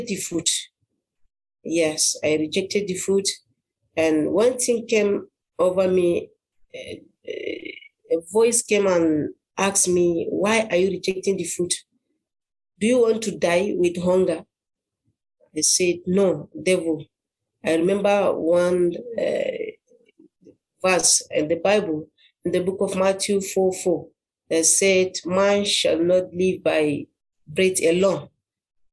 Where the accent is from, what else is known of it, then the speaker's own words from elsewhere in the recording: Adamawa, Nigeria; from Nigeria. I'm from Adamawa State